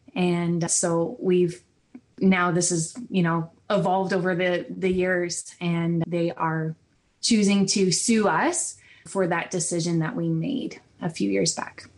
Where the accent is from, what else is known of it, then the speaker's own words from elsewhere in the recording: Ontario, Canada; I'm from Ontario in, and I live in Brantford